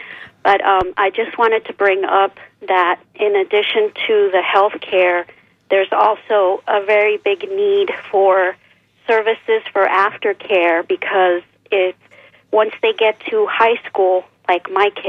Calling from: Clearwater, Florida, United States; from Clearwater.

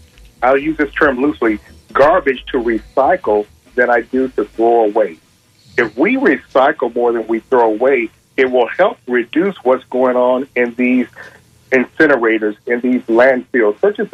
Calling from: St. Petersburg, Florida, United States; I'm calling from St. Pete

